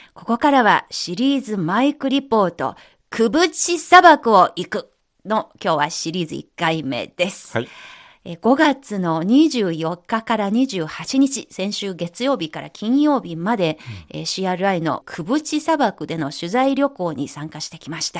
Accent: southern Anhui, China; Japanese is a second language; moved away; 漢族のその安徽省の南部に生まれ育った私

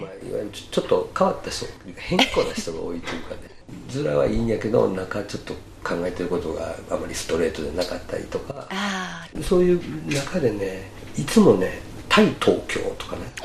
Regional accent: Kyoto, Japan; accent: Kansai; also born or lived in Nagano Prefecture; もちろん育ったのは京都なし京都出身ということを言うてるんですけど

